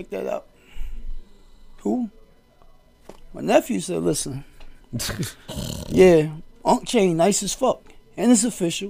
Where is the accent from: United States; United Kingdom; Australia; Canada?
United States; the South; I'm a Southerner.